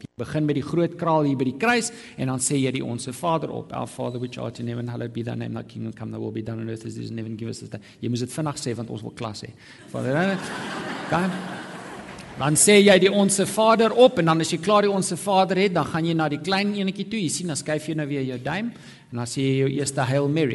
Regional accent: South Africa; moderne Afrikaner protestante

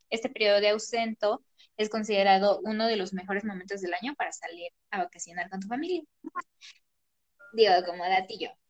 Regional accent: Mexico; pero pues como buenos mexicanos empezamos la fiesta desde dos días antes.

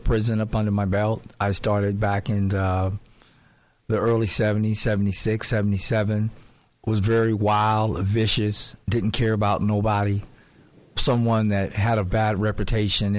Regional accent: Compton, California, United States; I was born and raised in Compton, California. That's where I was originally from

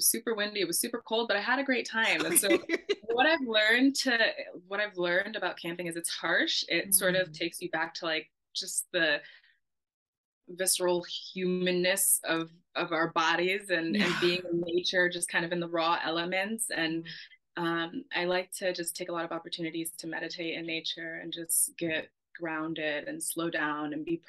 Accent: California, United States; I grew up in California, not too far from the beach

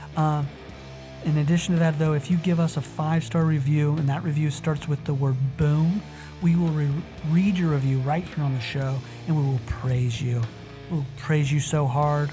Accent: Utah, United States; Utah, my home state

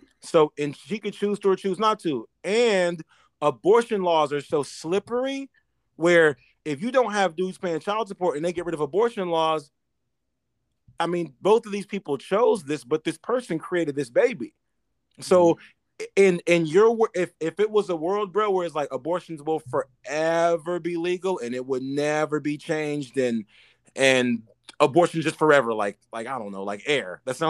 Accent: New York, United States; Bro, watch when I play, I'm from New York.

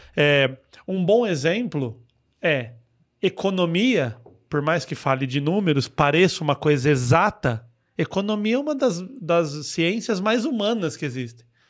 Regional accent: Mauá, São Paulo, Brazil; accent: caipira; E eu sou de lá. Eu moro, desde o meu primeiro dia de vida, eu moro naquela cidade

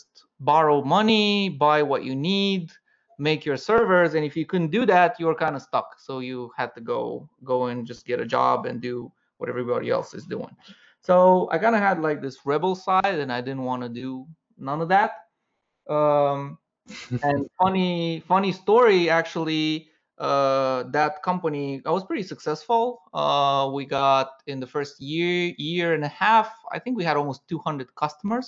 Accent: Romania; moved away as an adult; also born or lived in Paris, France; I'm originally from Romania, and after that, I moved to Paris

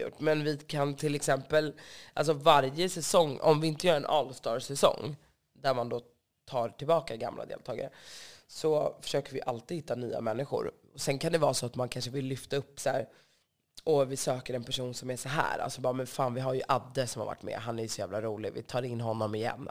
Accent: Stockholm, Stockholm County, Sweden; Jag är uppvuxen på Söder

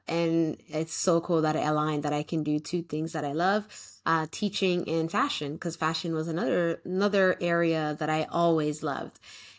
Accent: Canada; I am Somali Canadian, so my parents immigrated from Somalia from the war in 1990, I believe.

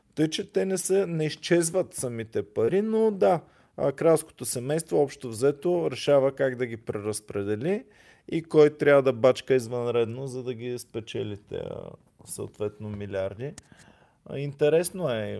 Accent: Bulgaria; сме българи

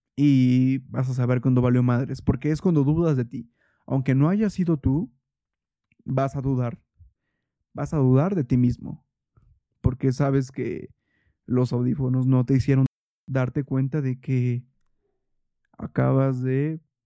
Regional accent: Toluca, State of Mexico, Mexico; yo crecí en Toluca

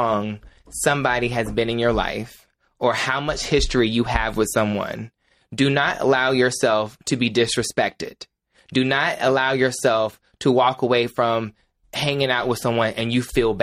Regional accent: Ahoskie, North Carolina, United States; my hometown of Ahoskie.

